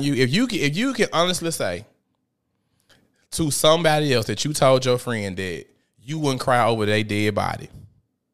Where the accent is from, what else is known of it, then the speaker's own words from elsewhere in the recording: Memphis, Tennessee, United States; I'm from South Memphis, Tennessee.